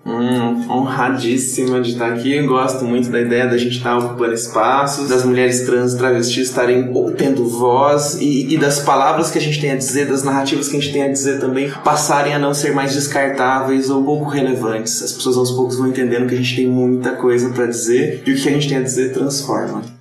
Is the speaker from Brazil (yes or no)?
yes; Campinas, São Paulo, Brazil; moved away as an adult; also born or lived in Praia Grande; now in São Paulo, Brazil; Campinas, que é a cidade onde eu morava e nasci